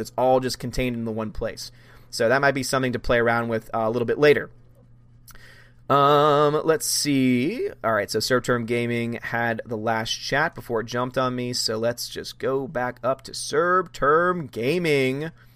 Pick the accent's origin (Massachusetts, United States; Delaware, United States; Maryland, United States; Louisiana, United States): Louisiana, United States; I'm from Louisiana